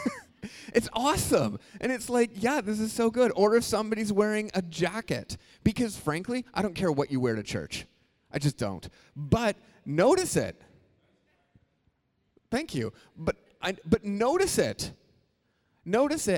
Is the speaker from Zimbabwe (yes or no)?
no; Canada; we're Canadian.